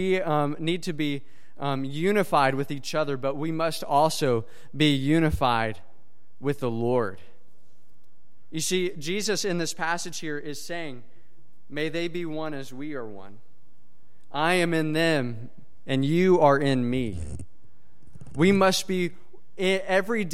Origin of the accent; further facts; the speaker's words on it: Princeton, Kentucky, United States; moved away as an adult; also born or lived in Lynchburg, Virginia; I grew up in Princeton, Kentucky, which is a town about the size of Robinson, from what I understand. So I lived there for 19 years of my life